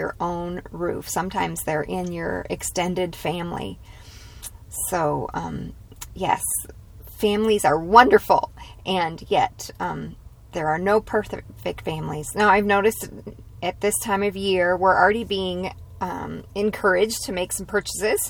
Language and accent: English; United States; as American women